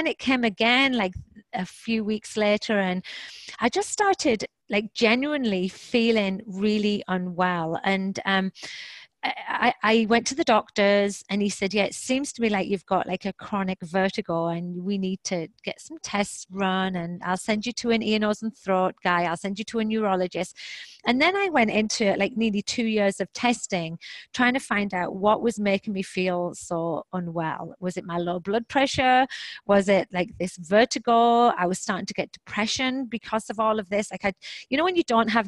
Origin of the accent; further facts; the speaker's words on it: England, United Kingdom; also born or lived in Boston / Toronto; now in Houston, United States; I am English, British, or however you want to say it, and I now live in Texas